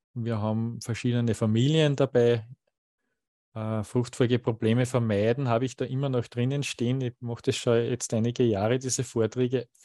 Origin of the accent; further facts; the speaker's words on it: Waldviertel, Lower Austria, Austria; falls ich zu sehr in die Mundart verfalle, ich bin ja aus dem Waldviertel und nicht immer das Hochdeutsches mächtig